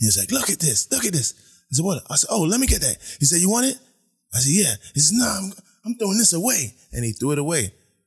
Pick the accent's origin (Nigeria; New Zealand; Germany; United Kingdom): United Kingdom; London; also born or lived in Brooklyn, New York; now in United States; I grew up in England. Yes, I was in boarding school.